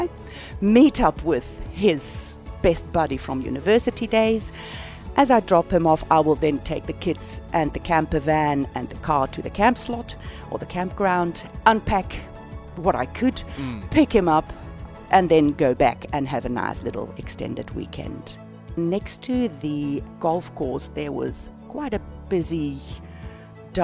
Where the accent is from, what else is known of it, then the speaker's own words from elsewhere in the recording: South Africa; accent: South African; my accent in South Africa